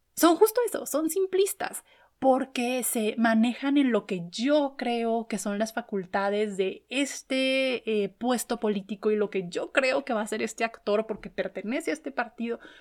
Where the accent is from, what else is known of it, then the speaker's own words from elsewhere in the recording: Chihuahua, Mexico; en el estado de donde soy, en Chihuahua